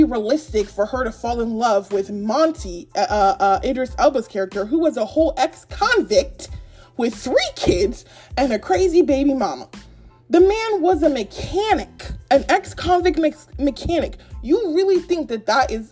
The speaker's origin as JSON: {"language": "English", "country": "Nigeria", "said": "I'm Nigerian"}